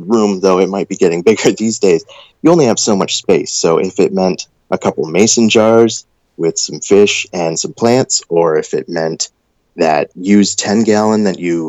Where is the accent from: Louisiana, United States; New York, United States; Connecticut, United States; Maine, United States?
Maine, United States; growing up in Maine